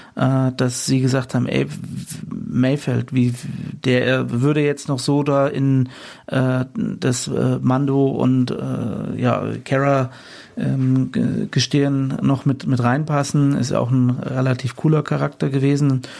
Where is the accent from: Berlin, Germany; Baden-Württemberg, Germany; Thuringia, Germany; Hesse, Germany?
Hesse, Germany; Fulda; hier bei uns in meiner Heimatstadt in Fulda